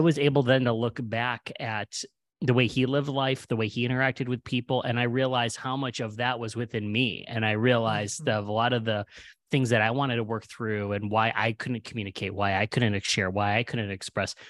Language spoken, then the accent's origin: English; Cleveland, Ohio, United States; moved away; also born or lived in New York City / Los Angeles; we're originally from Cleveland